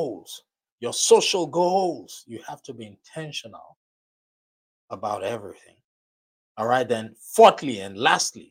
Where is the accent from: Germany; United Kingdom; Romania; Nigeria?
Nigeria; accent: Nigerian; my Nigerian accent